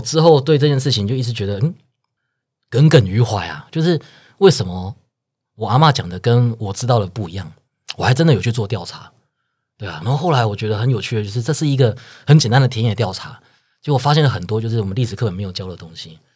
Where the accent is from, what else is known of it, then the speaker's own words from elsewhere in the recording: Pingtung County, Taiwan; now in Taipei, Taiwan; 我们都是屏东人，我们觉得两个人就是也是各自有不同来台北打拼的这个故事背景